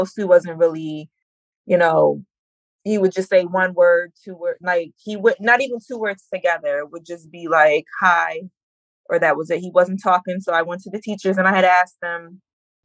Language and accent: English; Jersey Shore, New Jersey, United States; I'm from Central Jersey, Jersey Shore